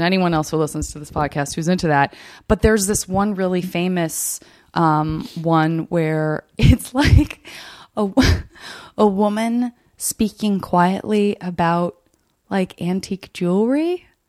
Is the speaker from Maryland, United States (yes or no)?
no; Arizona, United States; I'm from Arizona